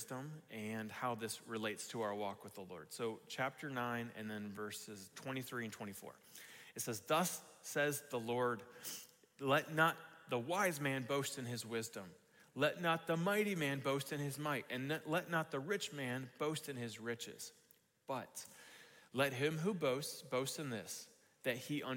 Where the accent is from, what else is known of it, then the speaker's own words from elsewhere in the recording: United States; we have as American Christians